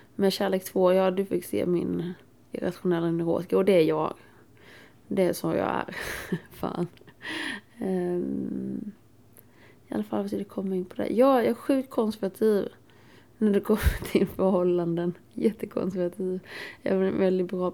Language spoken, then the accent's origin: Swedish; Småland, Sweden; jag är från Småland